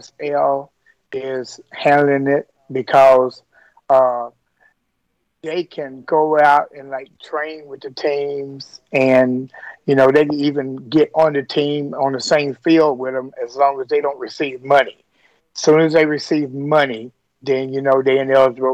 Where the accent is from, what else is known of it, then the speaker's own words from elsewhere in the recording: Tennessee, United States; now in Kentucky, United States; I'm actually from Tennessee.